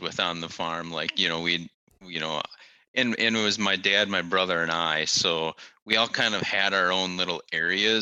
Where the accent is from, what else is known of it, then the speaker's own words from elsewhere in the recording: Wisconsin, United States; moved away as an adult; now in North Carolina, United States; I am born and raised in the Midwest in Wisconsin